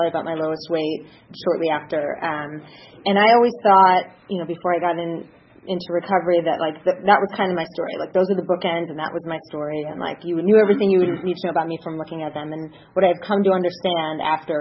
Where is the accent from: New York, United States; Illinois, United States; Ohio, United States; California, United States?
Ohio, United States; Cleveland; I grew up in Cleveland, Ohio